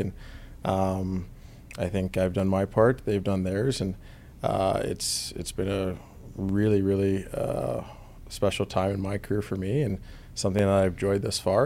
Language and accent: English; Vancouver, British Columbia, Canada; moved away as an adult; also born or lived in Atlanta; I come from Vancouver, you know, which is kind of a melting pot for a lot of different cultures. I go as an eighteen-year-old to Atlanta